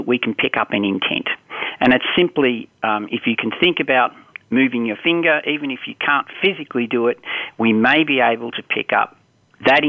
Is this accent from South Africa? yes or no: no; Australia; I grew up in Australia.